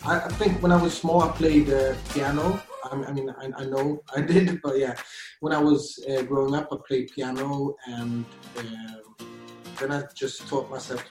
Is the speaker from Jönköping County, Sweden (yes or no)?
no; Gothenburg, Västra Götaland, Sweden; moved away as an adult; also born or lived in London; now in Oslo, Norway; I was born in Gothenburg in Sweden